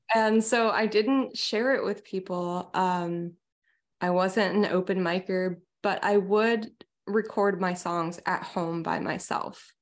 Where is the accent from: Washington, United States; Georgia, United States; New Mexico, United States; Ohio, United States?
Washington, United States; small town outside of Seattle; moved away as an adult; now in Santa Cruz, United States; I originally grew up in a really small town outside of Seattle